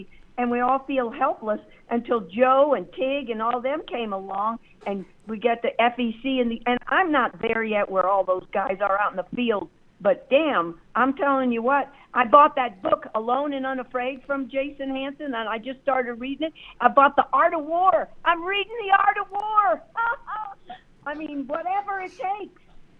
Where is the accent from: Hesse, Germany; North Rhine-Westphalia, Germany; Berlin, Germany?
Hesse, Germany; Wiesbaden; born there; Rob, I was born in Wiesbaden.